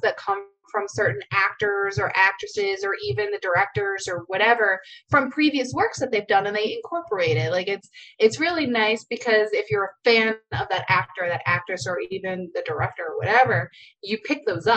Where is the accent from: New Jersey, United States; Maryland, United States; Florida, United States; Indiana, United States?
New Jersey, United States; I'm from New Jersey